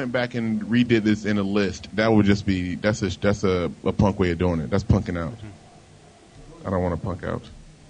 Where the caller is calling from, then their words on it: Virginia Beach, Virginia, United States; Hey, Bobby. It's … from Virginia Beach.